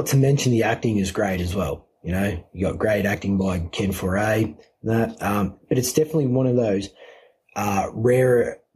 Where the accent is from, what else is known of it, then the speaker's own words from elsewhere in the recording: United Kingdom; being a British redneck